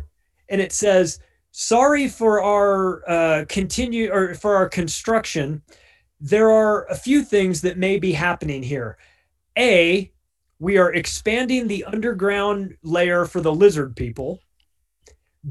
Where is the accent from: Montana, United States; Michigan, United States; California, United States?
California, United States; Southern; moved away as an adult; now in Denver, United States; I'm from Southern California